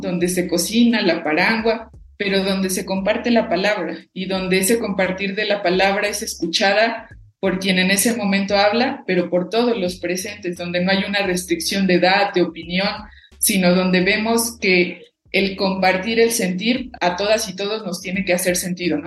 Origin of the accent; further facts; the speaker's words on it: Cherán, Michoacán, Mexico; first language Purépecha; Spanish is a second language; venir de un legado de nuestros ancestros y ancestras propiamente de una cultura que siempre fue la resistencia